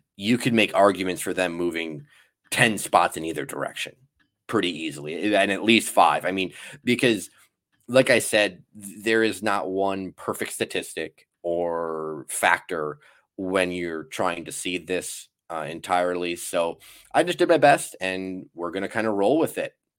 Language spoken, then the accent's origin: English; Wisconsin, United States; I am obviously from Wisconsin